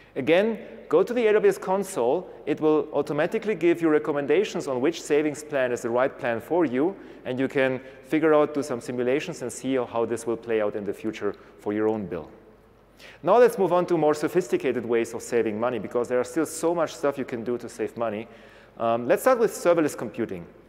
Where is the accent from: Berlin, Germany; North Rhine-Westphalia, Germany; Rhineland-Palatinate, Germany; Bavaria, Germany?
Bavaria, Germany; Munich; I'm from Munich, so that would be my region